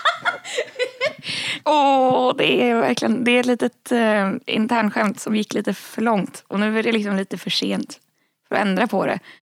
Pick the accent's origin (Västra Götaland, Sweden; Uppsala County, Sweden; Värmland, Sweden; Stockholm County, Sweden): Stockholm County, Sweden; Ösmo; moved away; det var en väldigt fin plats där jag växte upp